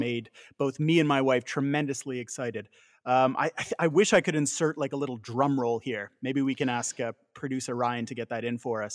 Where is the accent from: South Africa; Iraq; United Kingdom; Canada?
Canada